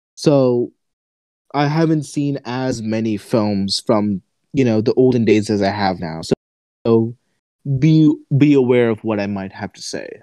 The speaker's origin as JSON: {"language": "English", "country": "United States", "tie": "born or raised there", "said": "I'm an American, like sort of teenager growing up here"}